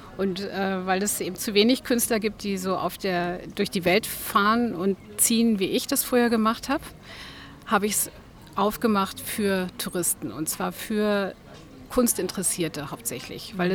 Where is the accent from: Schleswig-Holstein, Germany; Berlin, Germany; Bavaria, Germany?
Berlin, Germany; moved away as an adult; also born or lived in Switzerland / Namibia / Cape Town / Mpumalanga; now in Omaruru, Namibia; Geboren bin ich in Berlin